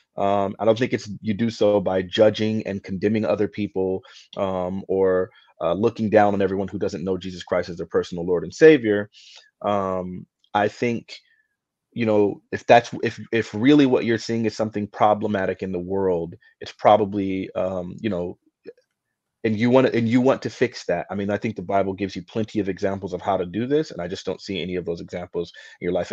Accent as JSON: {"language": "English", "country": "United States", "said": "as an American that loves freedom"}